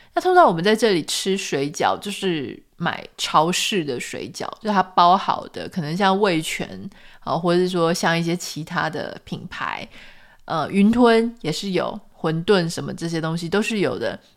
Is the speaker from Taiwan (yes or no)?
yes; Taiwan; moved away as an adult; now in Orange County, United States; 我明明作为一个台湾人